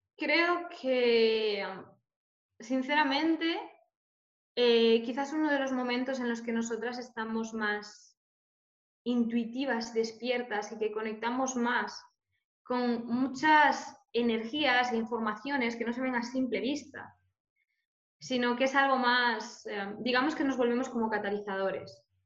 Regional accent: Galicia, Spain; soy, soy gallega

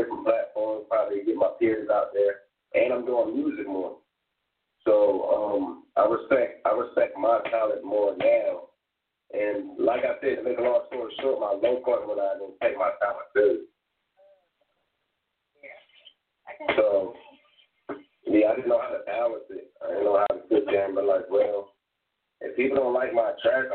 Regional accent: Durham, North Carolina, United States; also born or lived in Atlantic City, New Jersey; I'm from Jersey, Atlantic City, once again, but you know, I was raised out here in Durham, North Carolina, back and forth.

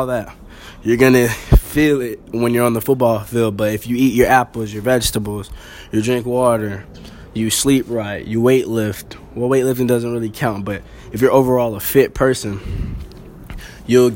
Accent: Pahokee, Florida, United States; I'm a kid from Pahokee, Florida. Really out there, there's nothing but football and the streets

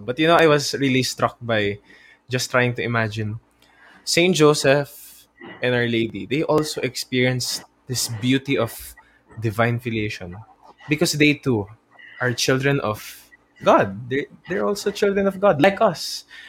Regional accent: Philippines

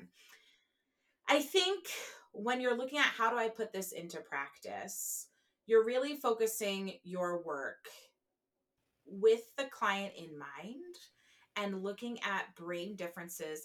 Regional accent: New Jersey, United States; I'm from New Jersey. We use all lanes.

